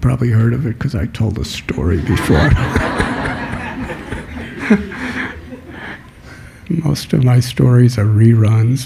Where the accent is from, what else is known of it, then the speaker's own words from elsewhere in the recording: Chicago, Illinois, United States; I was born in Chicago